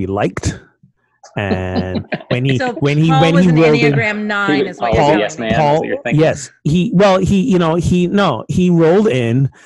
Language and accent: English; Barbados; moved away; I'm from Barbados